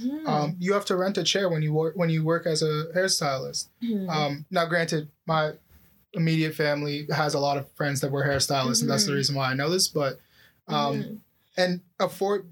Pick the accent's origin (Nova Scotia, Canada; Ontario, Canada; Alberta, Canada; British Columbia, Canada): Ontario, Canada; Oakville; I grew up in Oakville